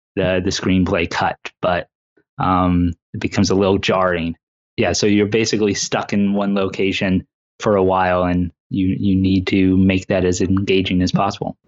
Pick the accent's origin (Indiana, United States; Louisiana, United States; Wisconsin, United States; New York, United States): Indiana, United States; I was born and raised here in Indiana